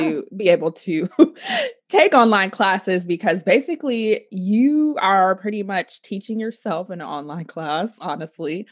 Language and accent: English; Oklahoma, United States; I am from Oklahoma